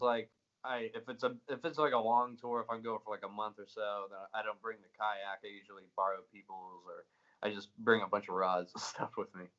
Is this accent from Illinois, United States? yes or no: no; Greenville, South Carolina, United States; moved away as an adult; also born or lived in Florida; now in Nashville, United States; born and raised in Greenville, South Carolina, for 21 years